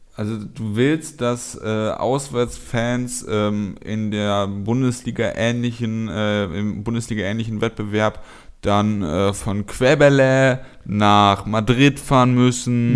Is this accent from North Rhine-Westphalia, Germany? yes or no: yes; Cologne, North Rhine-Westphalia, Germany; hier als äh, Kölner